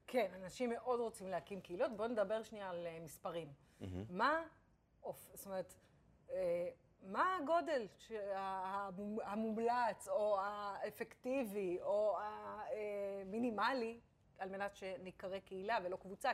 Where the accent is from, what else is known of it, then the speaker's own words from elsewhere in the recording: Israel; אנחנו ישראלים